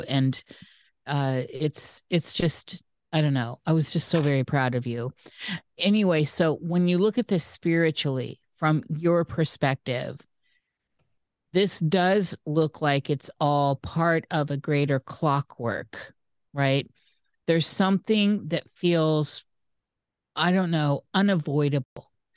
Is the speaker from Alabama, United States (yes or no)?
no; Iowa, United States; moved away; I'm from Iowa, the corn state